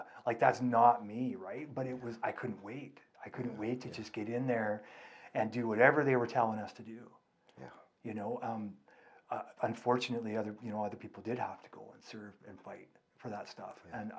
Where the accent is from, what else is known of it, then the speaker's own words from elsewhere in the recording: United States; moved away; I grew up in America, in the US, and it was 100% Islamophobic.